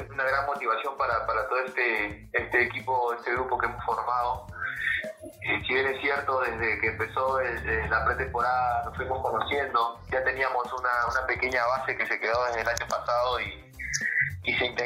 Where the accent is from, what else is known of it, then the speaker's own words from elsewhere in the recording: Huacho, Lima, Peru; Nací en Huacho, Huacho, Perú, Huacho, distrito Huacho, de, este, provincia de Guaura, departamento de Lima.